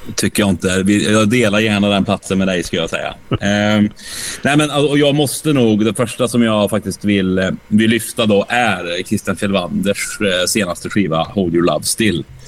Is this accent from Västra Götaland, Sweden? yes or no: yes; Åmål, Västra Götaland, Sweden; Åmål, där jag kommer ifrån